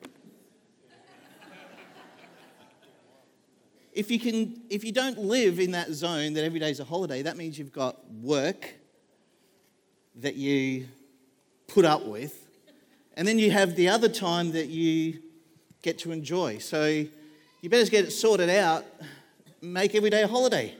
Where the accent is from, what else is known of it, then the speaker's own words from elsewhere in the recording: Queensland, Australia; now in Devonport, Australia; We grew up in Queensland